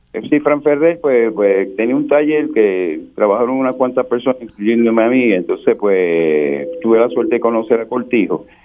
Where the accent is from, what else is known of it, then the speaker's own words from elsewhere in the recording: Fajardo, Puerto Rico; Yo soy de Fajardo y yo tuve la suerte de conocer a, la plena en su, en su, nacimiento de barrio